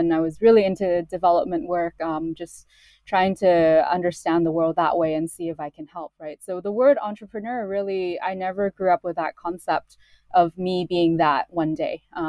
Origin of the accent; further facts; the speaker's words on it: Hong Kong; also born or lived in Canada; I moved to Canada when I was four. And then when I was eight, I moved back to Hong Kong. So I was born in Hong Kong.